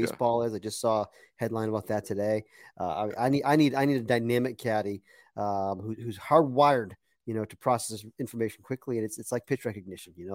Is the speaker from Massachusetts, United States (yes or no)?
yes; Leominster, Massachusetts, United States; I was born in Leominster